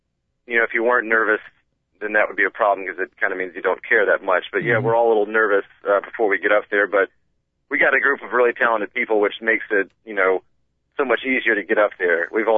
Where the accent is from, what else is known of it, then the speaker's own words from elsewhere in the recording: Georgia, United States; I got to say, I'm actually from Georgia, from the South.